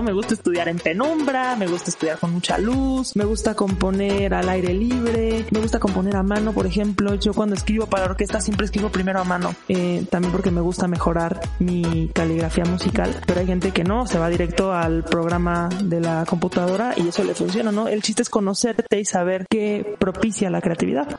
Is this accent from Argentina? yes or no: no; Mexico; yo soy mexicana